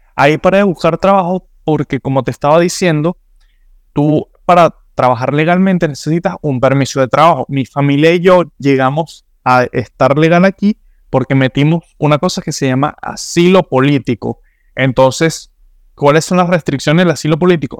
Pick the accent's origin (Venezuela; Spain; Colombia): Venezuela; now in Miami, United States; mi pasaporte venezolano